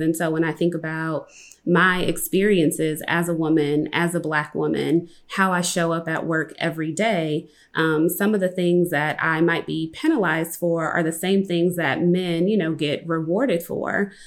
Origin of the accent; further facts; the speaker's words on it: Compton, California, United States; I'm from Compton, California